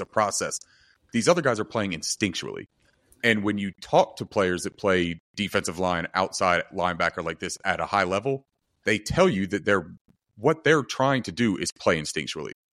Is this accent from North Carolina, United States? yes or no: yes; North Carolina, United States; I'm from North Carolina